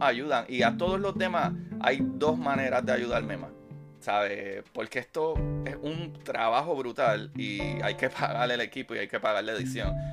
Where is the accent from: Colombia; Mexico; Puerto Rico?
Puerto Rico; mi país, Puerto Rico